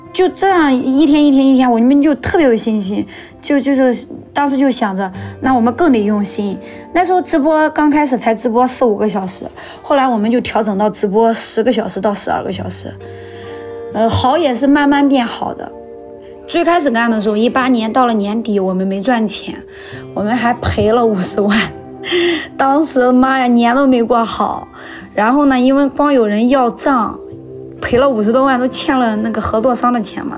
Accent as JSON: {"language": "Chinese", "region": "Shandong", "country": "China", "also_born_or_lived": "Weihai", "lives_now": "Linyi, China", "said": "一九九四年出生的，今年二十七岁。呃，所在的城市是山东省临沂市蓝山区"}